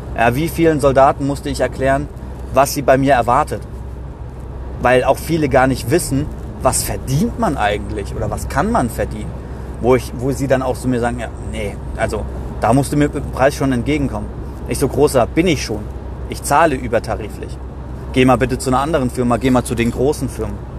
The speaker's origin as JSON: {"language": "German", "area": "Gießen-Marburg", "region": "Hesse", "country": "Germany", "tie": "born or raised there", "said": "aus meiner Heimat, äh, Gießen-Marburg"}